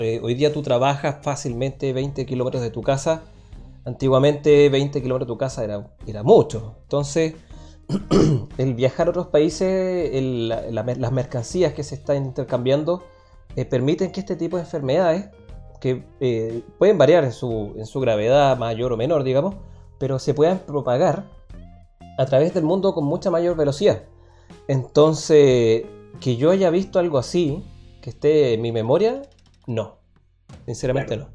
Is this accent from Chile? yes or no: yes; Chile